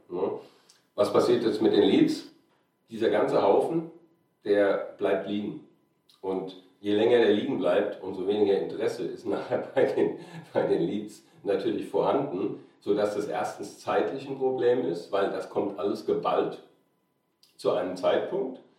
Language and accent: German; Mainz, Rhineland-Palatinate, Germany; äh, Verörtlichungen von eben Mainz, wo ich ursprünglich herkomme, Jena, Schweiz gewesen, ein paar Jahre